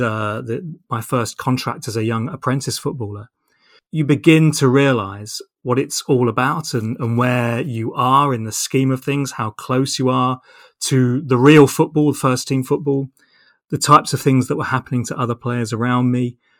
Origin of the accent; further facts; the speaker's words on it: Portsmouth, South East England, United Kingdom; I grew up in Portsmouth.